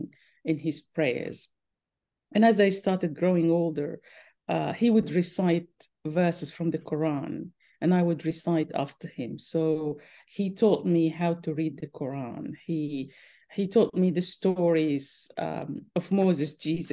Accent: Khartoum North, Khartoum, Sudan; now in Brisbane, Australia; I grew up in Khartoum North by the Nile, the River Nile.

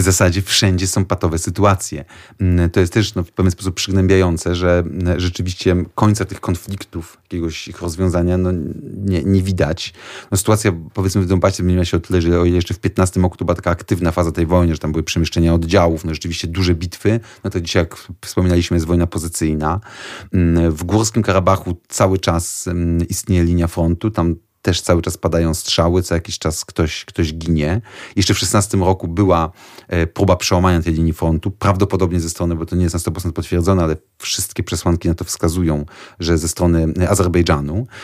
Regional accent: Poland

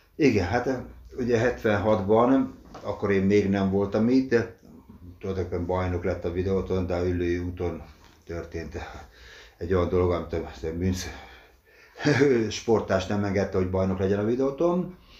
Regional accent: Dorog, Komárom-Esztergom, Hungary; moved away as an adult; now in Székesfehérvár, Hungary; Dorogon születtem, ott lettem tízes koromtól igazolt játékos

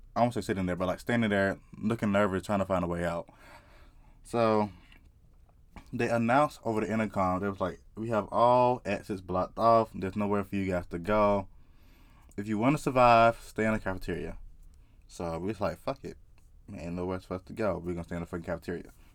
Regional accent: South Carolina, United States; I just grew up in the South. Like, I'm from South Carolina.

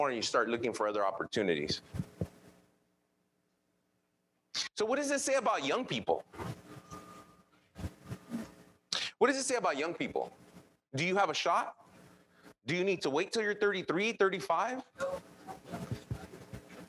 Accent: Los Angeles, California, United States; English is a second language; I grew up in East

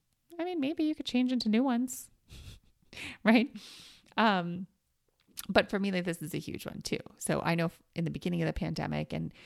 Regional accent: New York, United States; so I grew up in New York and we always had like fire escapes or stoops, right?

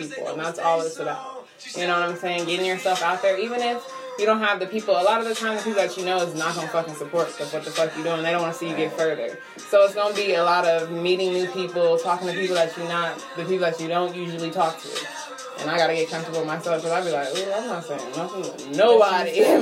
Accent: Los Angeles, California, United States; now in Las Vegas, United States; I'm from Los Angeles

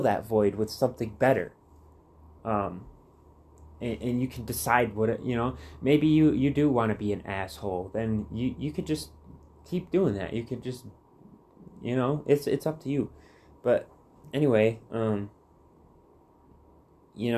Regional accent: Muskegon, Michigan, United States; moved away as an adult; growing up in Michigan my whole life

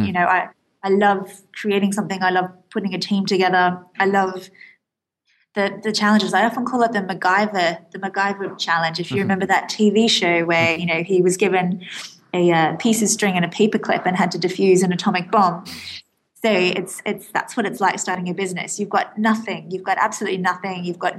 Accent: Australia; moved away as an adult; now in London, United Kingdom; I'm actually Australian

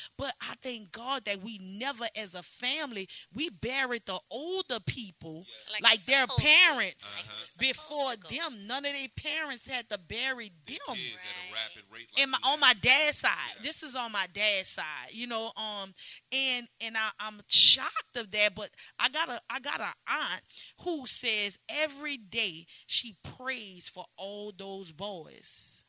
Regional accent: New Orleans, Louisiana, United States; I came from the hood. I came from the Desire Project.

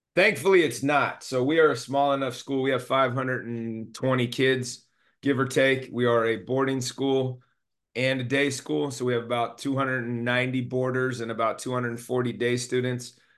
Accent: Monterey, California, United States; also born or lived in Alameda, California / Oakland, California; So I was born and raised in the Bay Area in California. Alameda and Oakland specifically. I moved down to the Monterey Peninsula when I was ten.

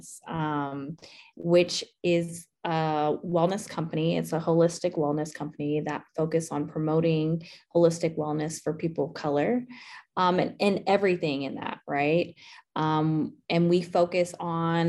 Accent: Southern California, United States; moved away as an adult; also born or lived in Mississippi / Auburn, Alabama; now in Atlanta, United States; I'm originally from Southern California, so I'm a Cali girl

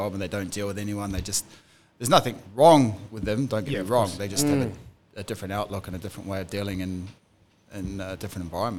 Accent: New Zealand; moved away as an adult; growing up in New Zealand

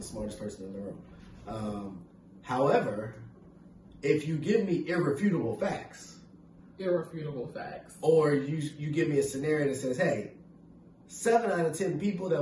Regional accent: Stafford, Virginia, United States; growing up in Stafford

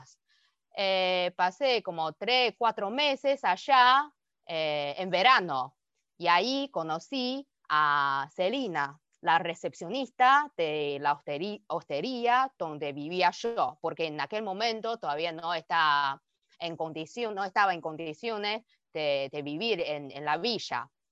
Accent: China; Spanish is a second language; moved away as an adult; also born or lived in Beijing, China; now in Argentina; para nosotros como los chinos

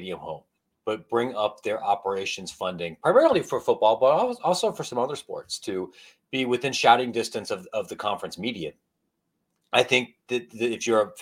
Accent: Ohio, United States; I grew up in Ohio

